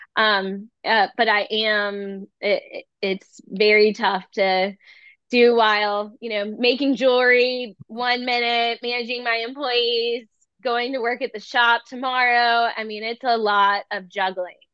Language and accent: English; Charleston, South Carolina, United States; growing up in Charleston